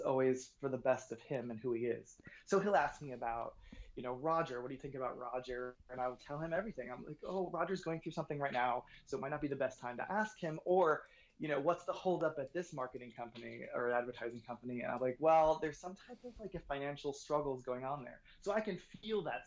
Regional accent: New York, United States; moved away as an adult; also born or lived in Boston / Los Angeles; I was born in Boston, grew up in New York

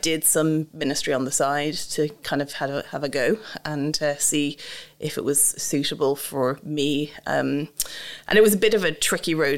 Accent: Dublin, Leinster, Ireland; accent: Irish; moved away as an adult; also born or lived in Cheshire; now in United Kingdom; I'm from Dublin.

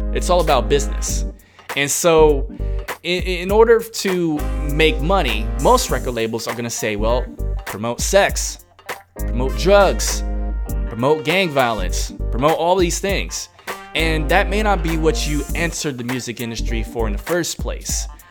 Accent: New York City, New York, United States; now in Hong Kong; I'm from New York City

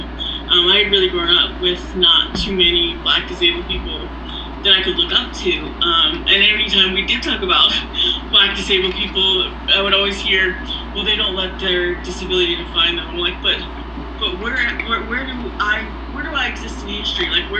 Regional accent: Philadelphia suburbs, Pennsylvania, United States; I grew up in the Philly suburbs

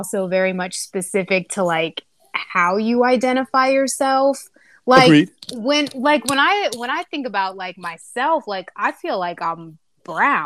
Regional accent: Dayton, Ohio, United States; I grew up in Dayton

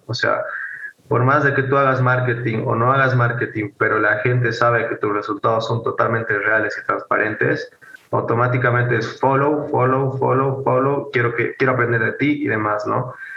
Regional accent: Bolivia; soy de Bolivia

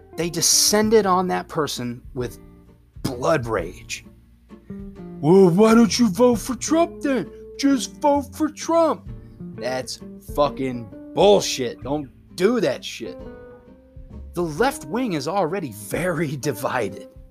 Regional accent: United States; I'm an American

